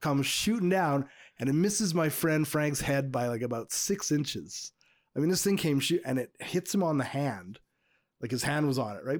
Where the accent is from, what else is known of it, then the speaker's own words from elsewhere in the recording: suburb of Montreal, Quebec, Canada; my hometown suburb of Montreal